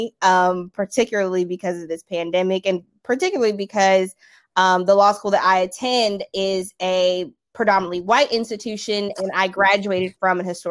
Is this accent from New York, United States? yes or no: no; South Carolina, United States; I'm originally from South Carolina